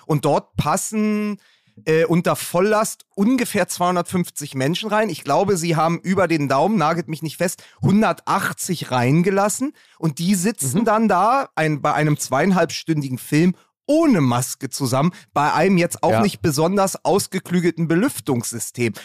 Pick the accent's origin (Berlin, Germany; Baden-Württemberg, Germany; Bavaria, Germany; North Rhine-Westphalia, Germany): Berlin, Germany; da bin ich als Berliner